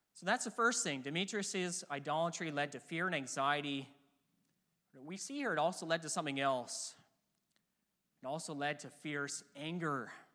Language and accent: English; near Vancouver, BC, British Columbia, Canada; I grew up near Vancouver, B C, and all my life I've cheered for the Vancouver Canucks